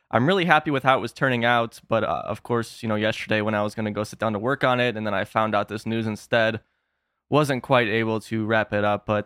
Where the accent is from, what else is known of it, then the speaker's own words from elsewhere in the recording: Illinois, United States; moved away; I'm from Illinois